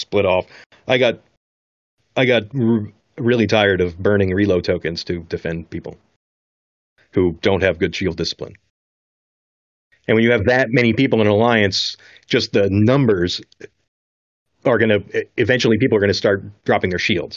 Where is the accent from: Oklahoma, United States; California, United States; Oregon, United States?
Oregon, United States; I grew up in Oregon